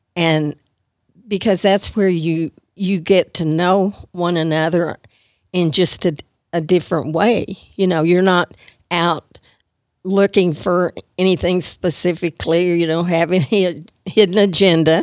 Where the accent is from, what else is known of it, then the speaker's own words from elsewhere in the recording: Amarillo, Texas, United States; I was raised all my life in Amarillo